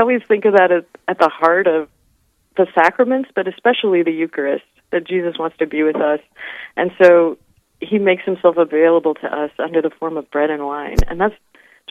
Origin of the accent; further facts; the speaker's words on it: Nebraska, United States; moved away as an adult; now in South Dakota, United States; I'm originally from Nebraska, but I've been working in the state of South Dakota for about 20 years now